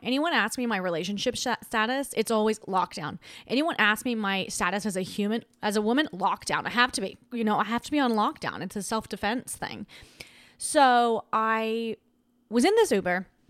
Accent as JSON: {"language": "English", "country": "Australia", "tie": "born or raised there", "moved": "yes", "said": "I grew up in Australia"}